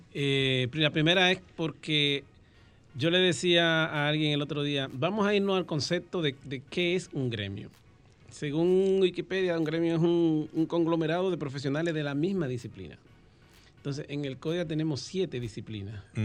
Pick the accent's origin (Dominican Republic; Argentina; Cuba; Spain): Dominican Republic; San Cristóbal; now in Santo Domingo, Dominican Republic; soy oriundo de San Cristóbal